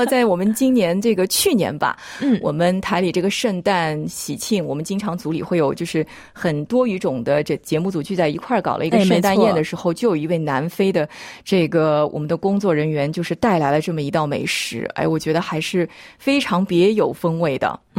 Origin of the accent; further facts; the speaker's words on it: Shanghai, China; 我是上海人，所以我烧的菜基本上还是。具有这个上海特色的